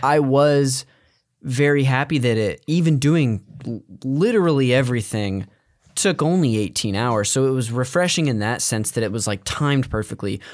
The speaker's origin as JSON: {"language": "English", "town": "Modesto", "region": "California", "country": "United States", "tie": "born or raised there", "said": "I'm from Northern California, from Modesto"}